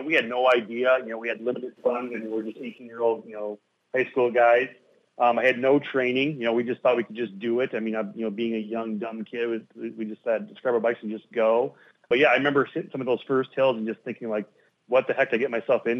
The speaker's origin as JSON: {"language": "English", "region": "Iowa", "country": "United States", "tie": "born or raised there", "said": "my hometown, and my parents hosted riders in our yard"}